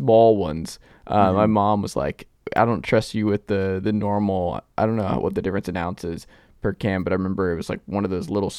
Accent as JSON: {"language": "English", "town": "Atlanta", "region": "Georgia", "country": "United States", "tie": "born or raised there", "said": "I'm from Atlanta"}